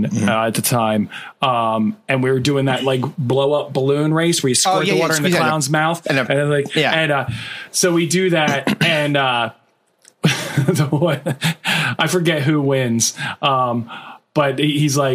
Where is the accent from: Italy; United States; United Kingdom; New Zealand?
United States; Wildwood, New Jersey; we grew up right near the Wildwood Boardwalk. And so in Wildwood, New Jersey